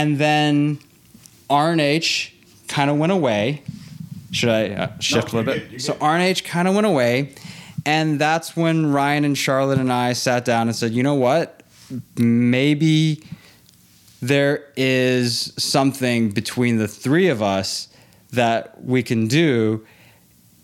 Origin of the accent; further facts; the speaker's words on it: Hong Kong; moved away as an adult; also born or lived in Los Angeles, California, United States; I was born in LA. I grew up in Hong Kong. I went to an international school, so I speak perfect English and I know American culture better than I know Hong Kong culture.